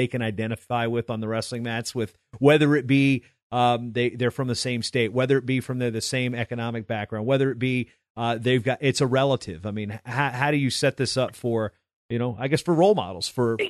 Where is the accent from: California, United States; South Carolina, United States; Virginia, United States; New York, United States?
Virginia, United States; moved away; Allen Iverson was a huge name where I grew up in Virginia.